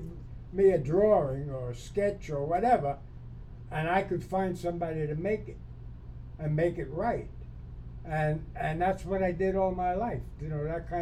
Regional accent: New York, United States; moved away; On the East Coast, I'm from New York

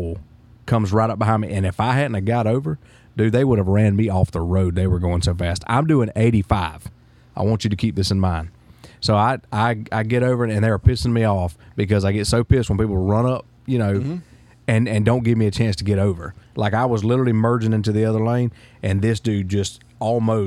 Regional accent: Liberty County, Florida, United States; I am from Liberty County, Florida.

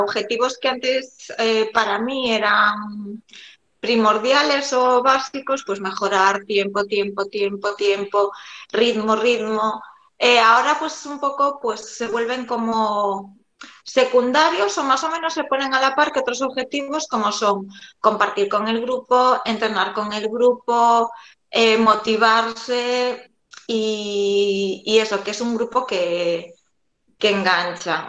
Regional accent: A Coruña, Galicia, Spain; soy de, de La Coruña

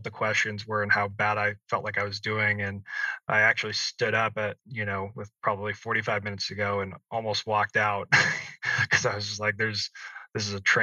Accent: Salem, Oregon, United States; moved away as an adult; also born or lived in San Diego, California; I grew up in Salem, Oregon

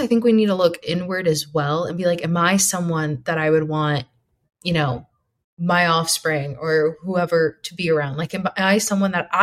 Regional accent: East Coast, United States; now in West Coast, United States; we're all originally from the East Coast and moved to the West Coast

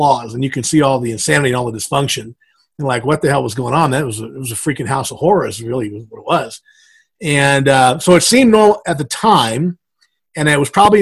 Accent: South Louisiana, United States; moved away as an adult; now in Denver, United States; I actually grew up in South Louisiana and moved to Denver when I was 23.

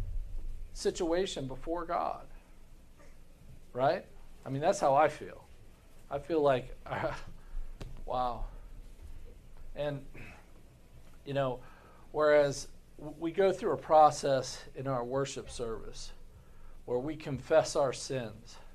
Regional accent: United States; as American Christians

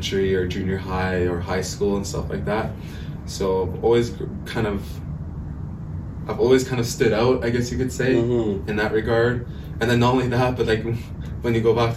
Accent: Saddle Lake Cree Nation, Alberta, Canada; I'm from Satellite Cree Nation.

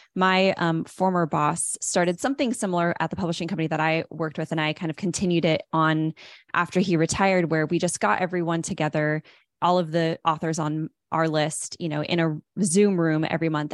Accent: Los Angeles, California, United States; moved away; I'm originally from Los Angeles

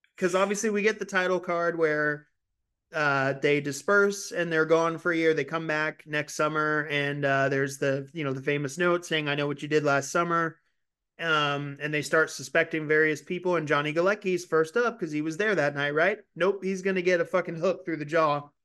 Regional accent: California, United States; moved away; this is something that I grew up doing in California, too

